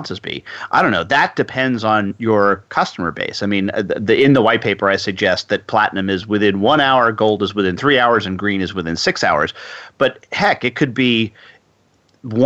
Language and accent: English; New York, United States; now in Texas, United States; I'm originally from New York